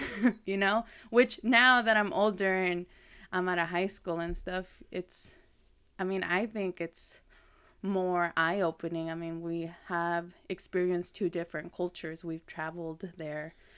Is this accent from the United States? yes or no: yes; Lexington, United States; growing up in Lexington, which it was a lot of Latin